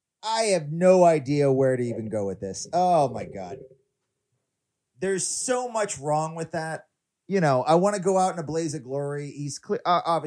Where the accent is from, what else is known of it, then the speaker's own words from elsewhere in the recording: Tennessee, United States; I remember growing up in Tennessee.